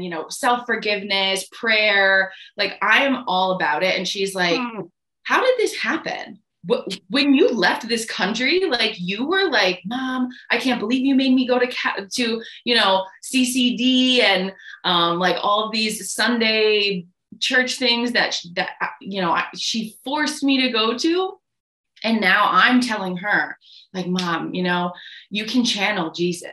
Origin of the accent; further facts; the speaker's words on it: Connecticut, United States; moved away as an adult; now in Guatemala; I'm originally from Connecticut in the US